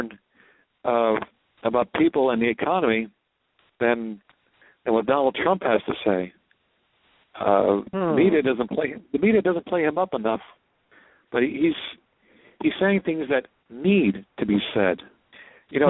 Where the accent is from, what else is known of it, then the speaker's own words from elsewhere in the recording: New Jersey, United States; now in Allentown, United States; I'm from New Jersey, but I live in Pennsylvania